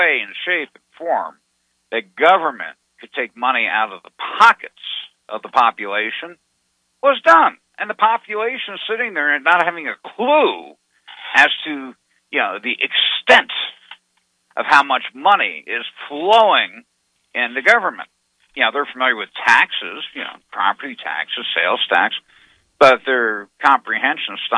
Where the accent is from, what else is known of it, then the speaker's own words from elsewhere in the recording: Arizona, United States; I'm from Arizona